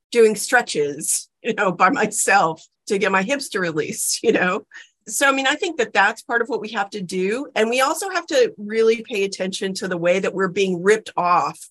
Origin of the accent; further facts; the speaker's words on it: South Texas, United States; I grew up in South Texas